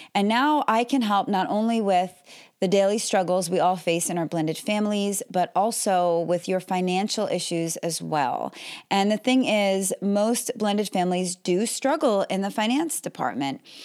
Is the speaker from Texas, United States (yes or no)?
no; Melbourne, Florida, United States; I'm from Melbourne, Florida